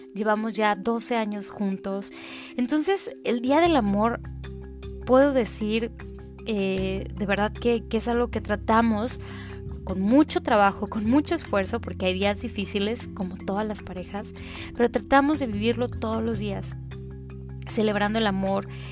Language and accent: Spanish; Tamaulipas, Mexico; now in Monterrey, Mexico; Vivo en la ciudad de Monterrey, aunque soy tamaulipeca de corazón